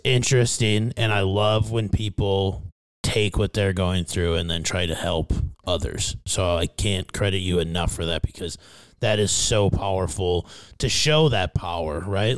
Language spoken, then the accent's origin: English; Fairmont, Minnesota, United States; moved away; my hometown of Fairmount, Minnesota.